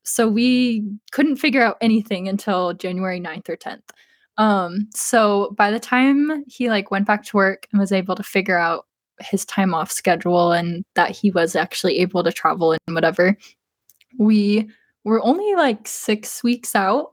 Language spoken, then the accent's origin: English; East Coast, United States; I'm not from the West Coast, I'm from the East Coast